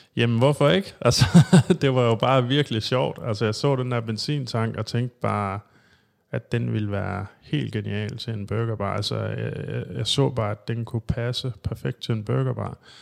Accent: Thy, North Denmark Region, Denmark; moved away as an adult; also born or lived in Aalborg; now in Copenhagen, Denmark; jeg er jo rent faktisk jyde. Jeg er fra Thy, men øh, flyttede til København i 2005

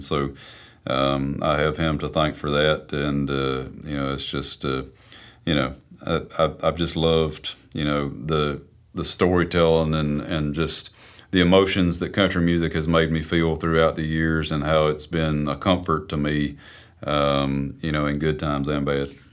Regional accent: South Carolina, United States; moved away as an adult; also born or lived in Nashville, Tennessee; I'm from South Carolina. I'm a student at Belmont University.

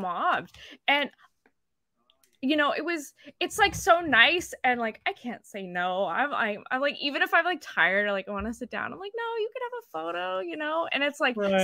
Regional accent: northern British Columbia, Canada; now in Vancouver, Canada; I'm from northern British Columbia

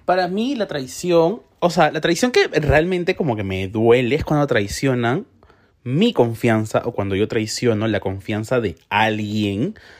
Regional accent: Peru; como peruano

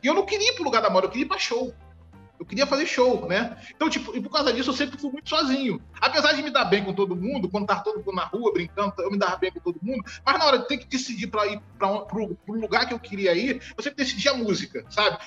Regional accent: Rio de Janeiro, Brazil; Eu nasci no Rio de Janeiro, eu nasci em Irajá, aqui na cidade do Rio de Janeiro, é um bairro da Zona Norte. Eu moro no mesmo lugar desde que eu nasci, na mesma casa.

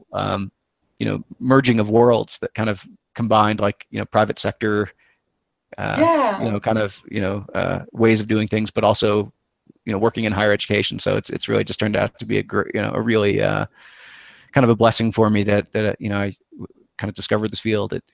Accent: New England, United States; moved away; I grew up in New England

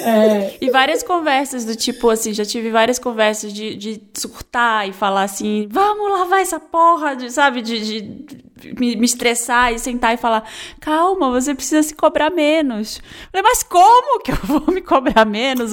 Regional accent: Brazil; a gente é brasileiro

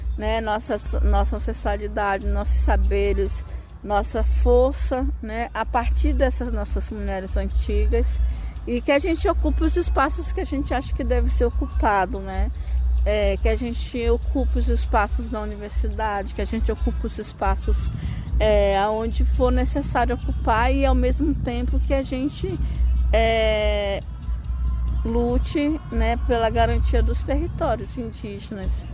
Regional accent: Brazil; eu sou da Amazônia

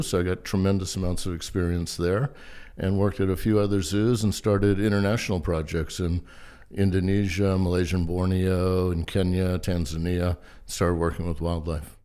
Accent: Charleston, South Carolina, United States; I grew up in Charleston, South Carolina

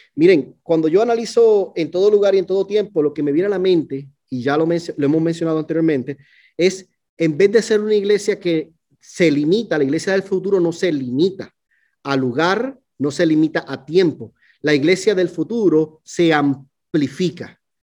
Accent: Puerto Rico; now in Fort Worth, United States; yo soy puertorriqueño, ¿no? Nosotros decimos boricua

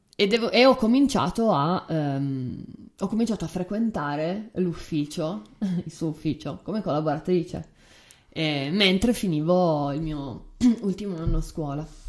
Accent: Turin, Piedmont, Italy; io sono nata e cresciuta a Torino nell'anno 1986

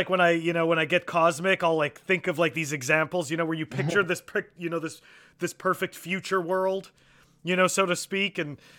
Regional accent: Canada; So look, I come from Canada, so I know what it's like to have socialized medicine. I moved here.

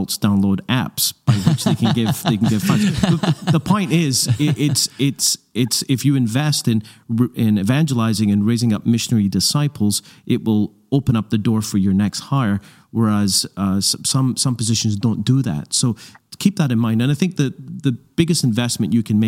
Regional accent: Glasgow, Scotland, United Kingdom; I grew up in Glasgow, Scotland

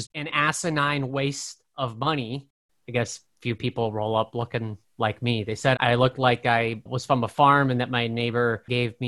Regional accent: Brainard, Nebraska, United States; moved away as an adult; now in New York City, United States; I grew up in Brainerd, Nebraska. It's a town of a little over 300 people

